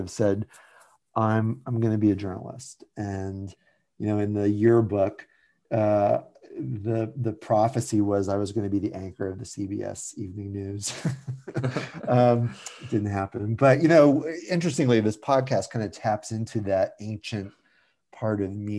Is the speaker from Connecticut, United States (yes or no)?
yes; Shelton, Connecticut, United States; I grew up in Shelton, Connecticut, which is a little town sort of halfway between Bridgeport and New Haven